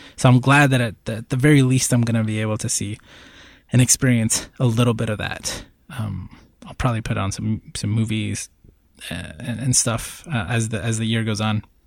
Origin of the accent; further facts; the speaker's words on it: Northeast, United States; now in Puerto Rico; I grew up in the Northeast